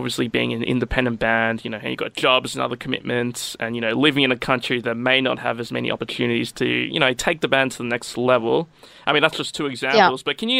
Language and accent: English; Australia; I'm from Australia, so I know what it's like to be far away from everywhere else.